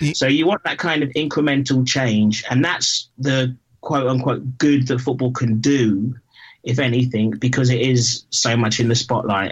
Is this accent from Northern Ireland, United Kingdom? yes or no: no; London, United Kingdom; I grew up in Battersea, and you you know you walked to school with CFC NF on the wall in in in 1981